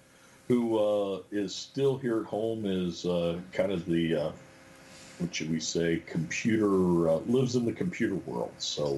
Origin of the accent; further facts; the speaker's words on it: Springfield, Ohio, United States; also born or lived in Centre County, Pennsylvania; now in Rockford, Michigan, United States; I grew up in South Central Ohio in the Springfield, Yellow Springs area. But my family's roots are in Centre County, Pennsylvania.